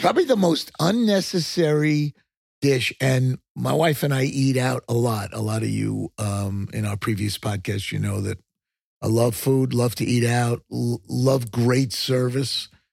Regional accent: Long Island, New York, United States; accent: New York; moved away; also born or lived in Texas; I grew up on Long Island

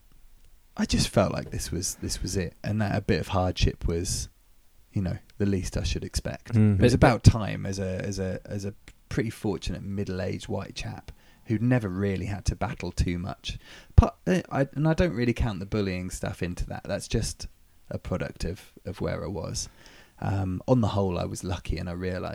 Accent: England, United Kingdom; now in Swansea, United Kingdom; being English

